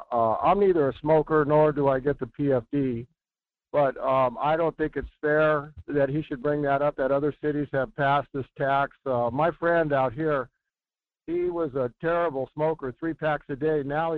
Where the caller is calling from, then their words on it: Fairbanks, Alaska, United States; here in Fairbanks driving down Chena Pump.